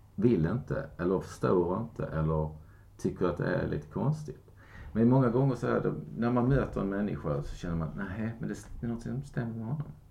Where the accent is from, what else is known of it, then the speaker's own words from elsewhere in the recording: Kristianstad, Skåne, Sweden; moved away; min hemstad och Kristianstad.